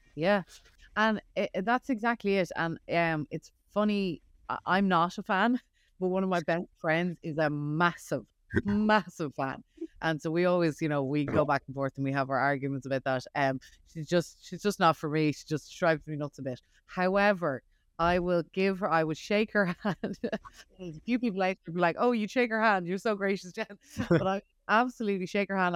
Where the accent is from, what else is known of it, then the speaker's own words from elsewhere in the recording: Ireland; now in United States; I'm from Ireland